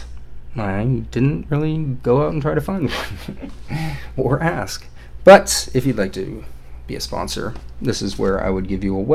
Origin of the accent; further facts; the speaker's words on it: Everett, Washington, United States; I was born in Everett, Washington